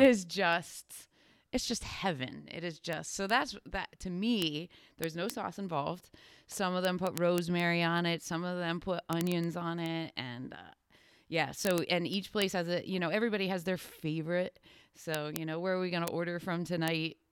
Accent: Danville, Pennsylvania, United States; I grew up in Danville

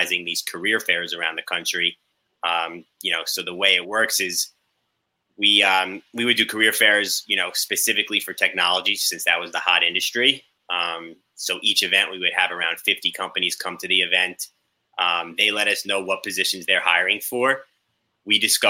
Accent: Long Island, New York, United States; also born or lived in Indiana; I grew up in New York, Long Island

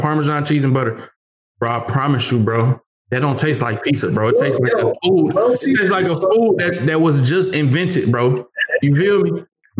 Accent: Detroit, Michigan, United States; I'm from Detroit.

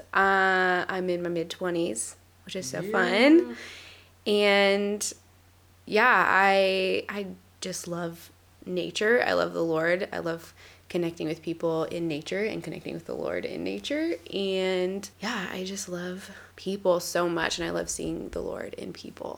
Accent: Kansas, United States; I'm from Kansas. In Kansas, there's nothing to hike.

